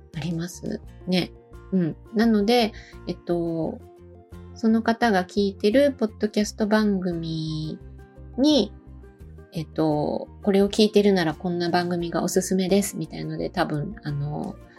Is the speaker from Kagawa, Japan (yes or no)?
no; Osaka, Japan; moved away as an adult; also born or lived in Bangkok, Thailand / Malaysia; now in Matsumoto, Japan; もともとは、えー、大阪出身なんですけど